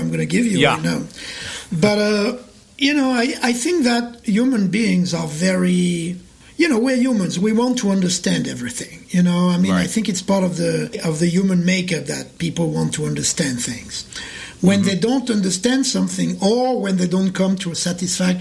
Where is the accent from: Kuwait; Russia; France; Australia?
France; Paris, Île-de-France; moved away as an adult; also born or lived in New York; now in Montreal, Canada; I was born in Paris. I moved to New York in 1994, and then I moved to Montreal in 2015